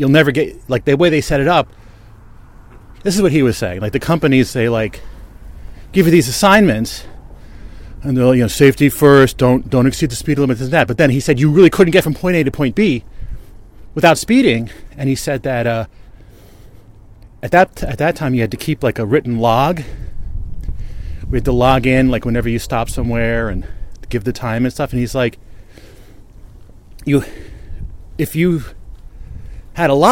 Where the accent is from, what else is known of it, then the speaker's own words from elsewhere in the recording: Bridgewater, New Jersey, United States; the local newspaper where I grew up in Bridgewater, New Jersey